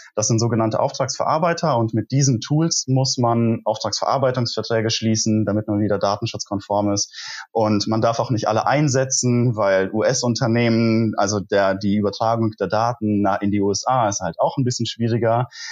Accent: near Koblenz, Rhineland-Palatinate, Germany; moved away as an adult; also born or lived in Munich; bin ich wieder in meine Heimat zurückgezogen, also tatsächlich in die Nähe von Koblenz, wo ich auch studiert habe

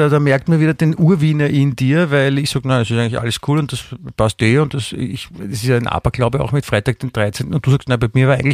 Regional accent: Vienna, Austria; ja, außerdem, wie gesagt, ich bin in Wien aufgewachsen und da ist man dann natürlich auch

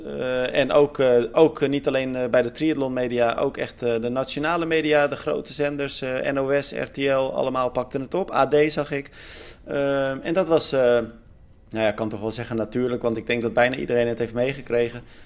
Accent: Netherlands; wij eh, als Nederlanders

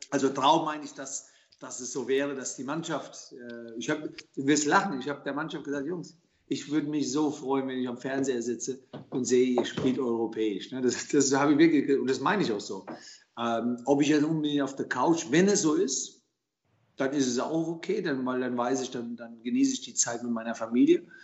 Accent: Germany; born there; Mein, mein, Herkunftsland ist Italien, meine Eltern kamen aus Italien, äh, ich bin in Deutschland geboren.

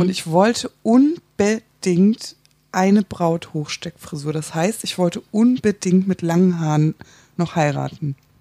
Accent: Hamburg, Germany; ich komme aus Hamburg

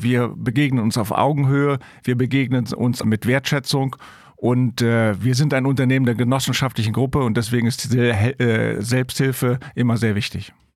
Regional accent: Rhineland, Germany; ich bin Rheinländer

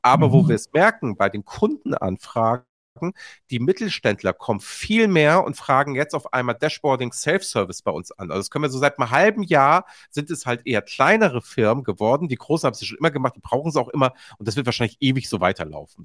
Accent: Hamburg, Germany; als Hamburger

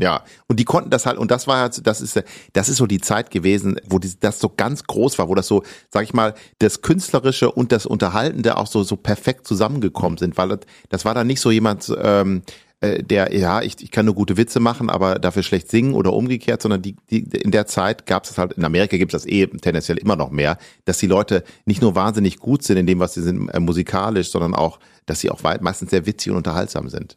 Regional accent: Ibbenbüren, North Rhine-Westphalia, Germany; also born or lived in Gelsenkirchen; Wir sind dann nach Westfalen mehr aufs Land in eine kleine Stadt gezogen, wo meine Mutter geboren wurde. Eben Ibbenbüren heißt das. Und da habe ich eine sehr, sehr schöne und behütete Kindheit und Jugend verbracht

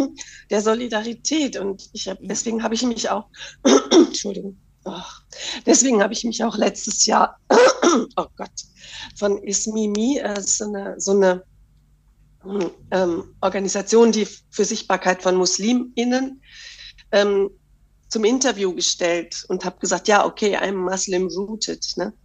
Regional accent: Germany; ich bin ja ähm, in Deutschland aufgewachsen, aber mit einem libanesisch-muslimischen Vater.

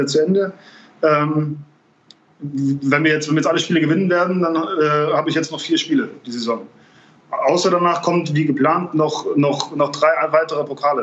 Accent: Trier, Rhineland-Palatinate, Germany; moved away as an adult; also born or lived in Bamberg / Munich / Tel Aviv; in meiner, meiner Heimatstadt ähm, ähm Trier

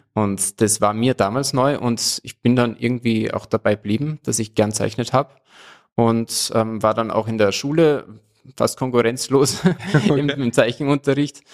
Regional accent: Salzburg, Austria; Ich komme aus Salzburg und bin auch seit, seit meiner Geburt in Salzburg geblieben

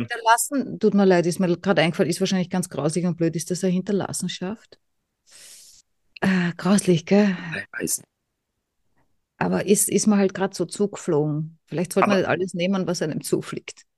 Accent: Vienna, Austria; ich komme aus Wien

